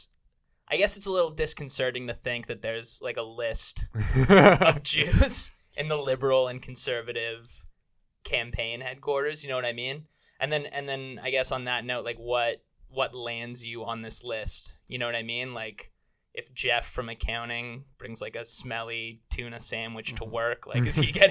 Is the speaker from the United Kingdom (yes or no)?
no; Canada; I am Canadian